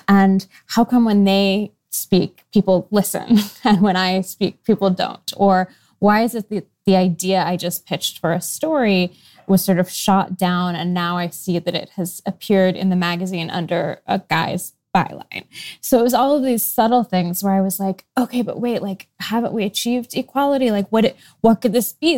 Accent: Seattle, Washington, United States; moved away as an adult; also born or lived in New York; I grew up in Seattle

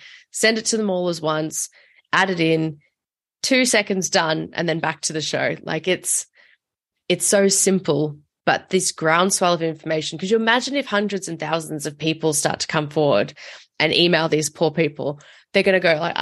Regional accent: Australia; I'm from Australia

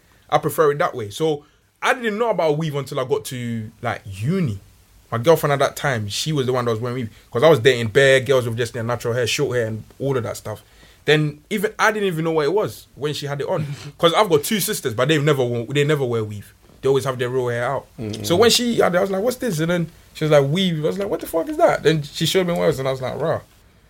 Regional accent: Ghana; now in United Kingdom; I grew up in Ghana.

